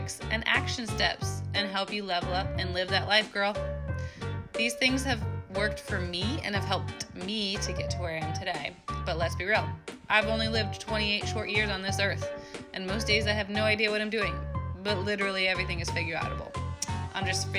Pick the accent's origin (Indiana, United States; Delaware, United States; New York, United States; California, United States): New York, United States; moved away; I'm from New York